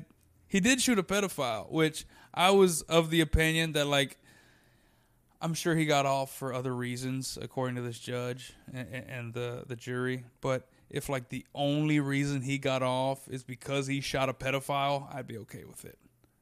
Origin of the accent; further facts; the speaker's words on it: Texas, United States; Well, I'm a Texan.